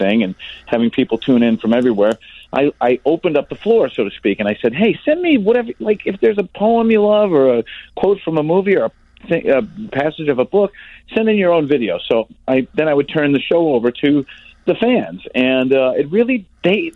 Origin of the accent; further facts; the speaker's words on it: Orland Park, Illinois, United States; I live in the house I grew up in Orland Park.